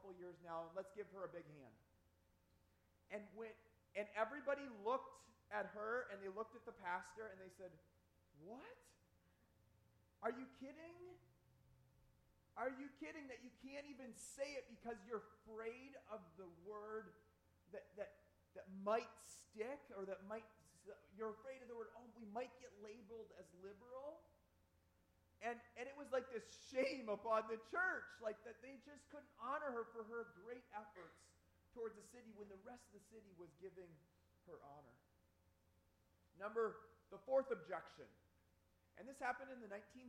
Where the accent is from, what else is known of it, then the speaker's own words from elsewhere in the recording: Upper Peninsula of Michigan, United States; moved away; also born or lived in Cancer Alley, Louisiana; I grew up in the Upper Peninsula of Michigan